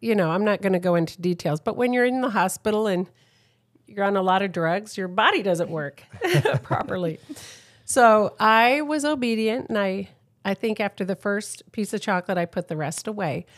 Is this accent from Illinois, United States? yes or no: no; San Diego, California, United States; I'm from San Diego, San Diego